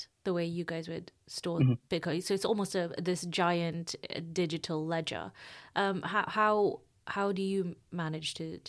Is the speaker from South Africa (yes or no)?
yes; South Africa; I grew up in South Africa